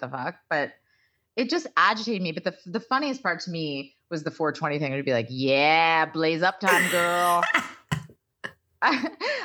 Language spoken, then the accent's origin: English; Texas, United States; also born or lived in Waco / Dallas; I grew up in Texas.